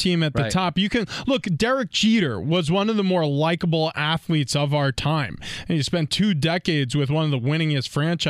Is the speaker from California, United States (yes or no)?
no; New York, United States; And then, when I played for New England, I felt it. I grew up in New York.